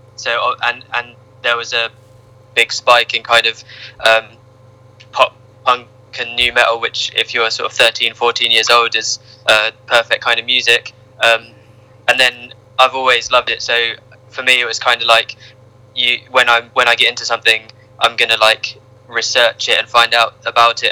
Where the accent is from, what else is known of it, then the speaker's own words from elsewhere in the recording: Ipswich, East of England, United Kingdom; moved away as an adult; now in Norwich, United Kingdom; I grew up in Ipswich